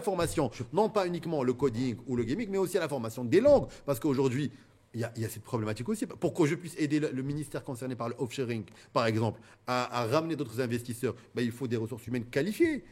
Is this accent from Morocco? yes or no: yes; Morocco; en tant que Marocain